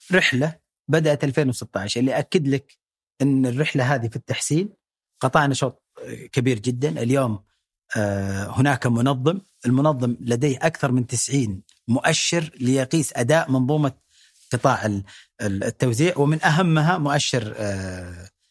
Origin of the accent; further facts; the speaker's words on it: Saudi Arabia; نستحقها كسعوديين